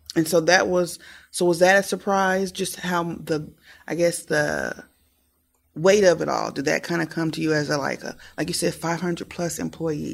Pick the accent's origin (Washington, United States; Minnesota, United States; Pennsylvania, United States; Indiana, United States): Indiana, United States; Muncie; growing up in Muncie, walking to my library